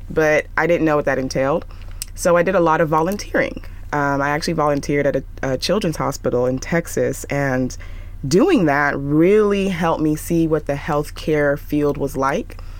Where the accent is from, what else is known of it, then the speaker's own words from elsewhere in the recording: Nigeria; I'm Nigerian and my parents are, I want you to be a doctor.